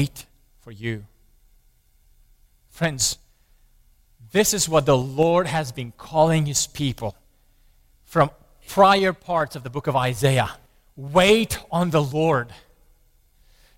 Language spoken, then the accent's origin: English; Romania; I grew up in Romania under the communist regime